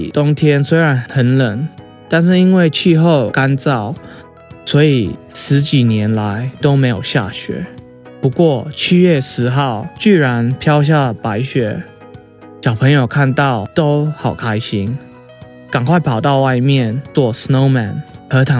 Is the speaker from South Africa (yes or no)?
yes; South Africa; 我来自南非。南非在南半球，是非洲最南边的国家。